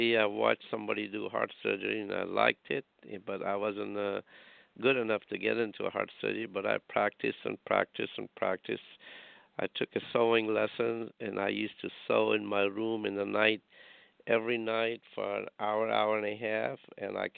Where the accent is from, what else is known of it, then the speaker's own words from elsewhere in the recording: India; now in Rhode Island, United States; I'm a heart surgeon, sister, and I grew up in India